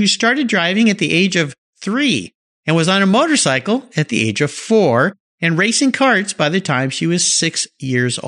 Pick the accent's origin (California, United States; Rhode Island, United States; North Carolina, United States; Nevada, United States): California, United States; San Diego; I grew up in San Diego, so very familiar with that area